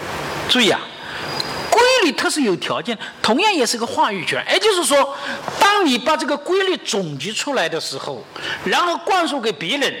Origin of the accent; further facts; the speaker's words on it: China; 我们要做个合格的接班人，对不对？哎，对呀，要做，这是我们中国人的使命。